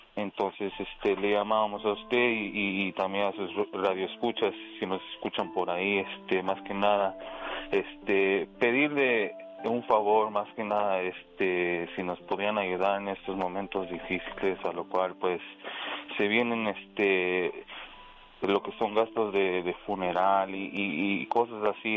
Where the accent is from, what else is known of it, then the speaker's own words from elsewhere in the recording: Mexico City, Mexico; moved away; de la Ciudad de México